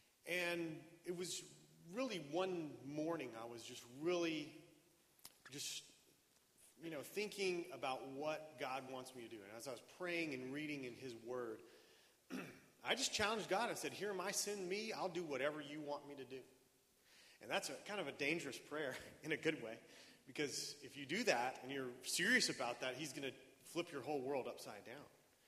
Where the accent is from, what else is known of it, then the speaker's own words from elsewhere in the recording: Bolivia; now in United States; Well, I grew up in Bolivia as a missionary kid, but when I came back to the United States, I didn't want to be a missionary